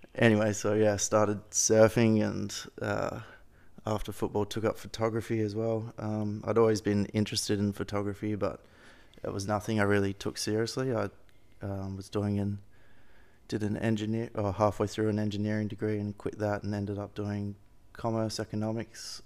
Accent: Perth, Western Australia, Australia; I grew up in Perth, Western Australia, in little suburb called Claremont by the river.

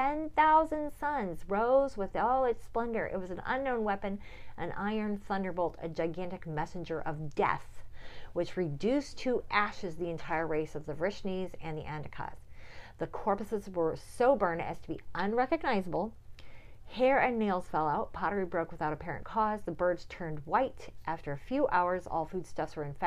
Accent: United States; as an American

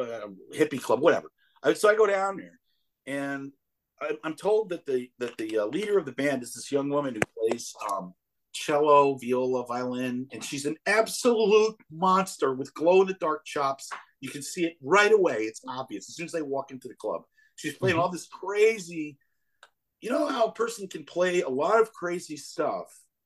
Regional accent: Chicago, Illinois, United States; And I say, "Yeah," and I said, "I'm from Chicago."

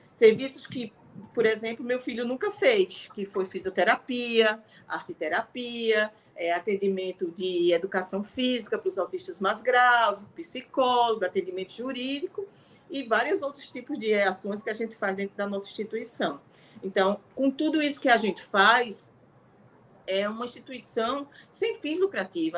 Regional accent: São Bento do Una, Pernambuco, Brazil; moved away as an adult; now in Recife, Brazil; Eu sou uma mulher vinda do interior de Pernambuco

